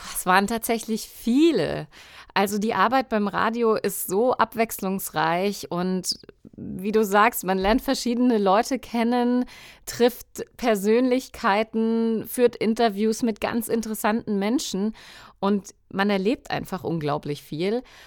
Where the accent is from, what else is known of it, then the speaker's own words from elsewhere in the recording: Coburg, Bavaria, Germany; now in Munich, Germany; Ich komme ursprünglich aus Coburg, also gar nicht so weit weg von Bayreuth. Ich lebe jetzt in München